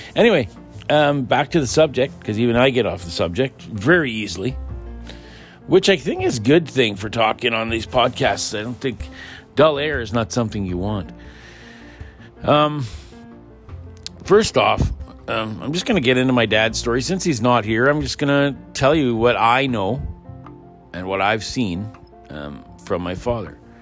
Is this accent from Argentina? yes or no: no; Pine Falls, Manitoba, Canada; that's where I grew up in Pine Falls